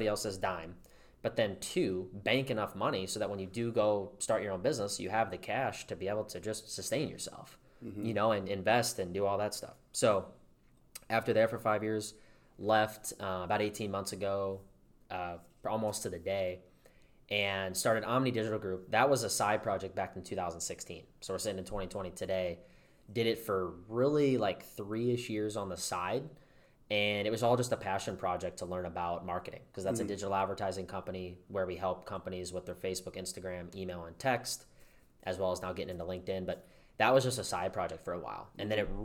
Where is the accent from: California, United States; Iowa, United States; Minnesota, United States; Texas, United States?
Iowa, United States; Dubuque; I grew up in Dubuque, Iowa